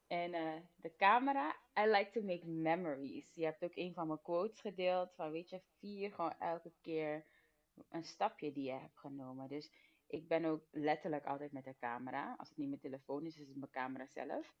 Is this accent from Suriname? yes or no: yes; Suriname; now in Netherlands; ik ben geboren in Suriname en we zijn toen als gezin naar Nederland verhuisd